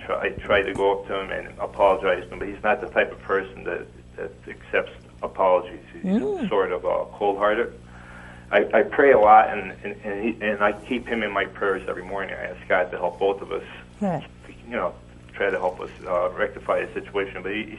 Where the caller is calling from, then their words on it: Scranton, Pennsylvania, United States; I'm from the Scranton area.